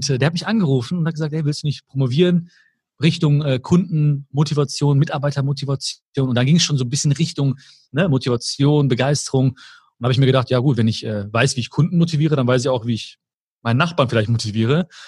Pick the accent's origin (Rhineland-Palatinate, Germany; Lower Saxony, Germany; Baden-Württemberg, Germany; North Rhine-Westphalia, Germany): North Rhine-Westphalia, Germany; Dann komme ich, dann komme ich hier an äh, in Düsseldorf am Flughafen, dann regnet es und ich liebe diesen Regen einfach. Ne? Wenn alle sagen so, öh, Regen, ich sag so, oh geil, das ist hier, das ist Heimat.